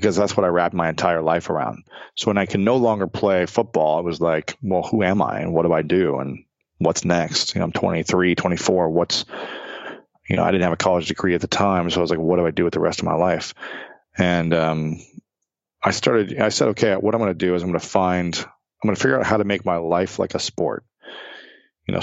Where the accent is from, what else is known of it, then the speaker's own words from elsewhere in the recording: United States; I sound like just like a lame American when I try.